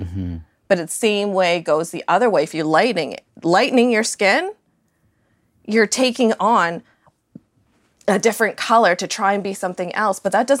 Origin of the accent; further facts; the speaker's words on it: Canada; I was born in Canada, raised by a Canadian family, their ancestry is British. So Canadian history, British history, all that, I totally understand.